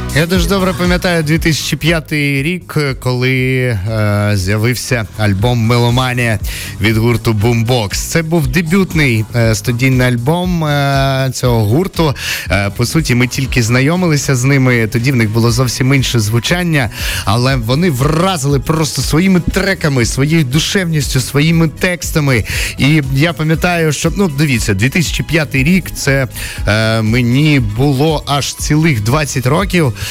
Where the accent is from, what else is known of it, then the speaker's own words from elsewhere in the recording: Myrhorod, Poltava Oblast, Ukraine; в моєму рідному Миргороді